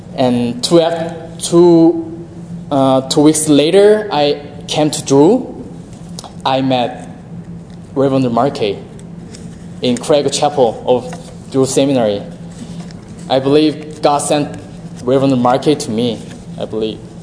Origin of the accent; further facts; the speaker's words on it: South Korea; moved away as an adult; now in United States; I'm from South Korea